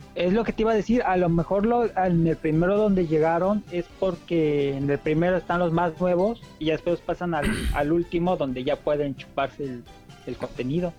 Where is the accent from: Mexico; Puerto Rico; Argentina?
Mexico; como buen mexicano